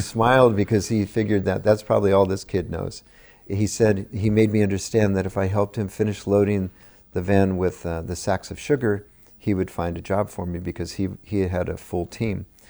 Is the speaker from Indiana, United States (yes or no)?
no; Gilroy, California, United States; also born or lived in Morgan Hill, California; I grew up in Gilroy.